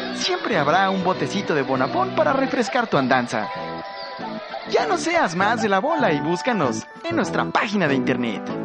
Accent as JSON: {"language": "Spanish", "country": "Mexico", "said": "como mexicanos"}